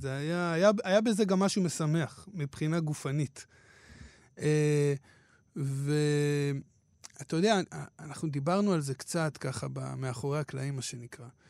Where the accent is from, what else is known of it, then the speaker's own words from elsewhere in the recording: Hadera, Haifa District, Israel; אני כנער בחדרה